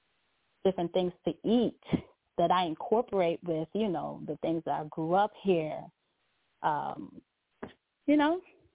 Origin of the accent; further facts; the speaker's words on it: Guyana; You know, I'm from Guyana.